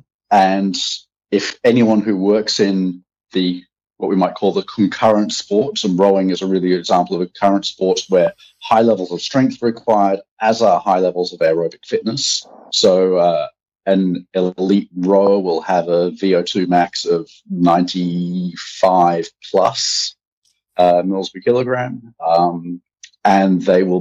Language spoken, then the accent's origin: English; Australia; moved away as an adult; also born or lived in Bangladesh / United Kingdom / Belgium; now in Amsterdam, Netherlands; an Australian strength conditioning coach with over 15 years of experience